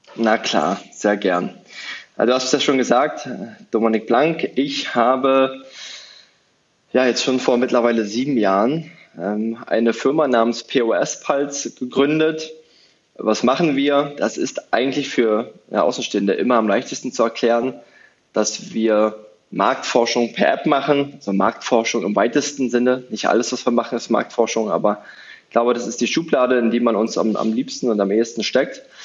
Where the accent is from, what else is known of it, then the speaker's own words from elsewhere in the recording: Brandenburg, Germany; Brandenburg, meine Heimat